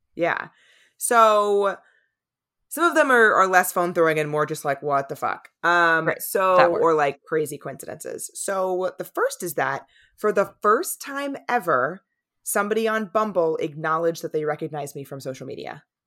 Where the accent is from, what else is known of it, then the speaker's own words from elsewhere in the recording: San Diego, California, United States; moved away; also born or lived in East Coast; I grew up in San Diego